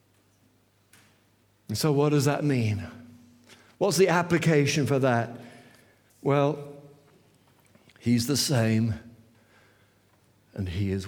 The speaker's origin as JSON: {"language": "English", "town": "St Albans", "region": "East of England", "country": "United Kingdom", "said": "St. Albans, it's just a city just north of..."}